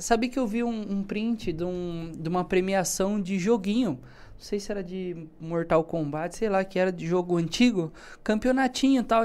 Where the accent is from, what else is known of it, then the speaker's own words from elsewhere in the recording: Brazil; Eu sou brasileiro